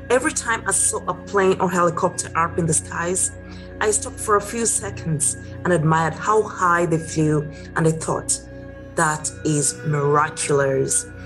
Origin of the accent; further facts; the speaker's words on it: Kenya; Growing up in Kenya, East Africa, with the mother was a teacher and the dad was a sales and marketing agent, I had to have good grades in school.